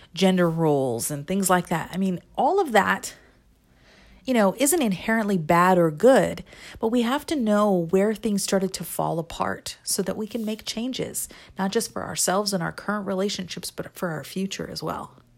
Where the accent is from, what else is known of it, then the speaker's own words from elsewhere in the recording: United States; I'm American too